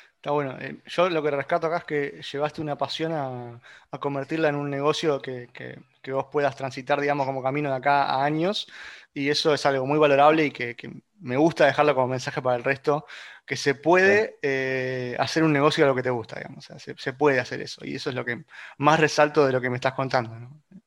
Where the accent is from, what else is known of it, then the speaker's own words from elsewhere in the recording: Argentina; somos todos argentinos